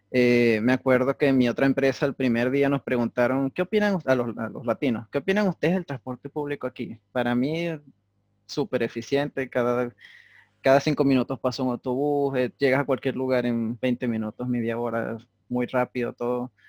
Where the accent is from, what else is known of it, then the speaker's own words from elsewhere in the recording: Venezuela; yo le dije a la muchacha, no, yo soy de Venezuela. Ah, eso queda en Estados Unidos, ¿verdad?